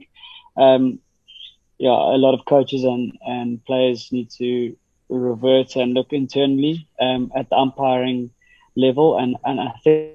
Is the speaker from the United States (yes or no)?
no; South Africa